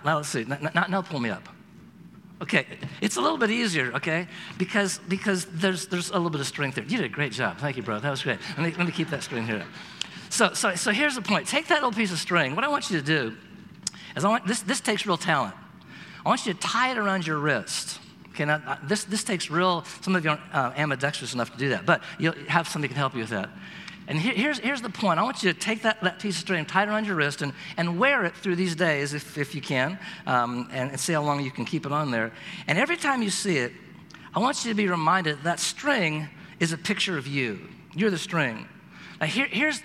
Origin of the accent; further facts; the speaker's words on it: Oregon, United States; I'm from Oregon